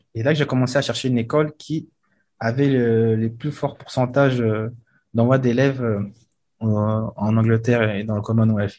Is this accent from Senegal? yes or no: no; Republic of the Congo; moved away; also born or lived in France / England; je suis du Congo-Brazza et du Congo-Kinshasa